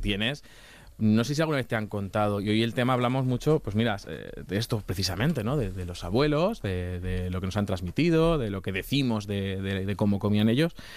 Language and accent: Spanish; Castilla-La Mancha, Spain; yo soy de Castilla-La Mancha